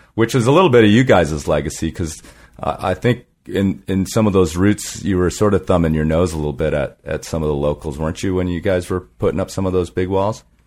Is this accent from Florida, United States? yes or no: no; Colorado, United States; moved away; also born or lived in Southern California; not only was I a Southern California climber, but I was from really from Colorado.